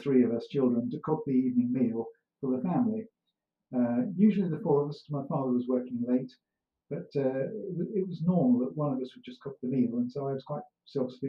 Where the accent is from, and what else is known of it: Doveridge, East Midlands, United Kingdom; born or raised there; also born or lived in Wolverhampton